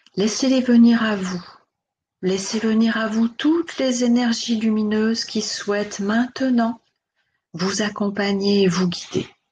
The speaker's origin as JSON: {"language": "French", "country": "Switzerland", "tie": "born or raised there", "said": "je suis née, j'ai grandi en Suisse"}